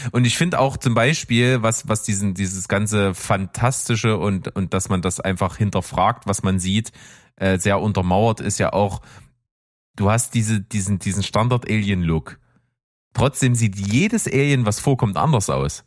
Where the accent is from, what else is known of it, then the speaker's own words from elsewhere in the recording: the East, eastern Germany, Germany; wir kommen ja aus dem Osten